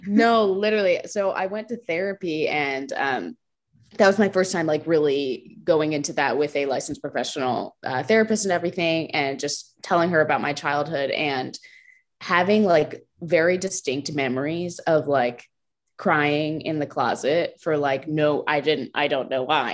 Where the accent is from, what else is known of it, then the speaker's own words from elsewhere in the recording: New Jersey, United States; moved away as an adult; also born or lived in Lynchburg, Virginia; now in Georgia, United States; I grew up um, in New Jersey, North Jersey, so, like, right across the George Washington Bridge, um, so I was there, like, born there and stayed there through, like, through college